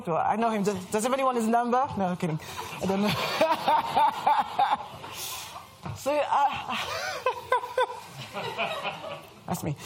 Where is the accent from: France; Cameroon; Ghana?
France; accent: French; English is a second language; moved away as an adult; now in London, United Kingdom; As you can hear from my accent, I'm French